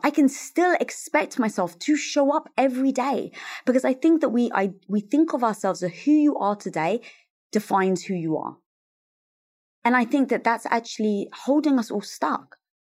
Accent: London, United Kingdom; moved away as an adult; now in Los Angeles, United States; growing up, Greek Orthodox in North London

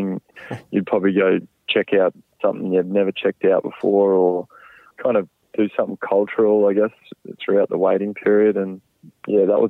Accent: Brisbane, Queensland, Australia; growing up in Australia and, yeah, bit of a Brisbane boy at heart

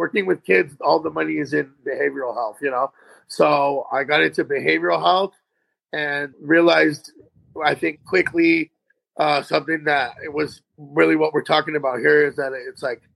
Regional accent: Tucson, Arizona, United States; I'm born and raised in Tucson, Arizona.

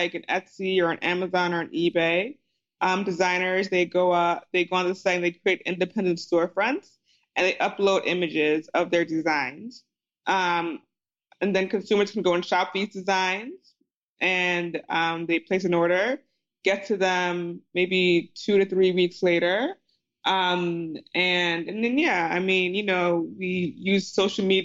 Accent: New Jersey, United States; I grew up in Jersey. Both my parents are Nigerian immigrants

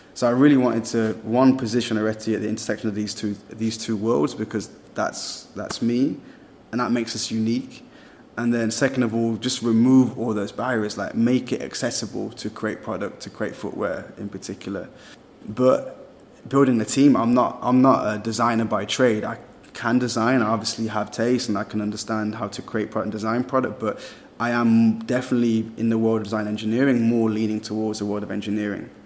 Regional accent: Birmingham, West Midlands, United Kingdom; moved away as an adult; also born or lived in Vietnam; I'm British, yeah, England, Birmingham

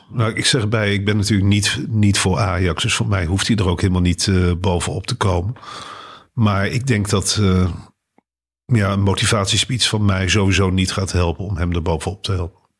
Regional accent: Muiderberg, North Holland, Netherlands; Ik kom uit Meidenberg, hier in de buurt.

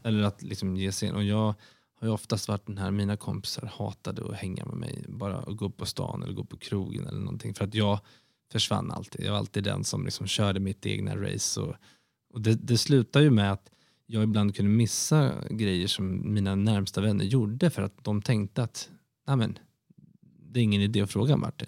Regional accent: Sweden; also born or lived in London; som svensk

